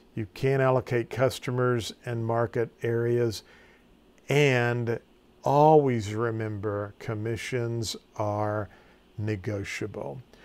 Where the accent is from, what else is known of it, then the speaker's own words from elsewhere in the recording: Farmington, Missouri, United States; My hometown is Farmington, Missouri